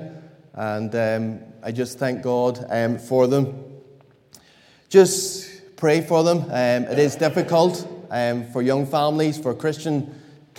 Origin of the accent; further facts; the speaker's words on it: Kilkeel, Northern Ireland, United Kingdom; moved away as an adult; now in Dublin, Ireland; As you know from my accent, I'm not from Dublin and originally from a little place along the mountains of Mourne in Kilkeel